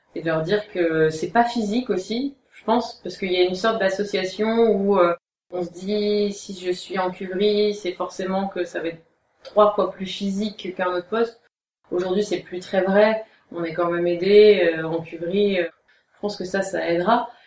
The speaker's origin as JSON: {"language": "French", "area": "Aube", "region": "Grand Est", "country": "France", "tie": "born or raised there", "also_born_or_lived": "Paris", "said": "on a un domaine qui est dans l'Aube, qui est assez isolé géographiquement, même si c'est là où j'ai grandi, c'est là où je suis née"}